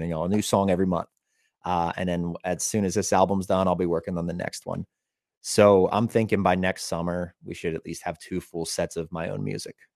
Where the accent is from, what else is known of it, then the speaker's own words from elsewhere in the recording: Elizabethtown, Pennsylvania, United States; also born or lived in Hollywood, California; So we're playing the Elizabethtown Fair, which is a pretty big fair, and that's my hometown.